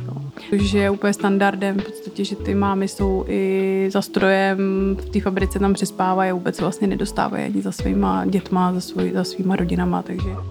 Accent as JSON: {"language": "Czech", "country": "Czechia", "said": "já jsem z České republiky"}